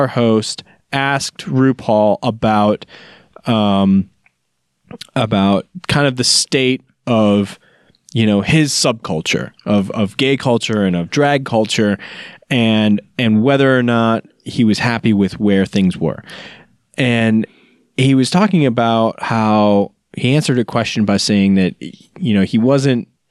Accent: Chicago, Illinois, United States; when I was growing up in Chicago

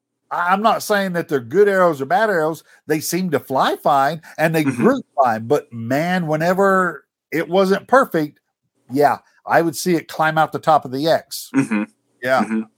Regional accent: Oklahoma, United States; us Okies

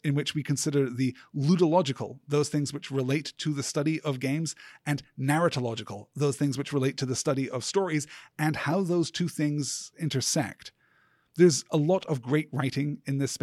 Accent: United Kingdom; I was born and raised in Britain

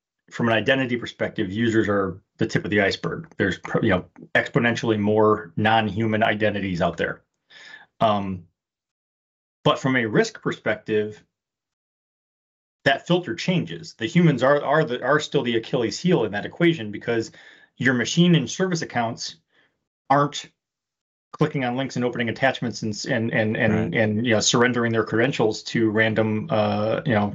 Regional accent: Detroit, Michigan, United States; I grew up in Detroit

